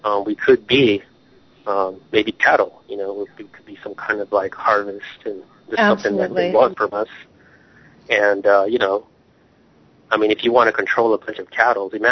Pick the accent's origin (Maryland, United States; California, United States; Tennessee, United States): California, United States; Long Beach; from Long Beach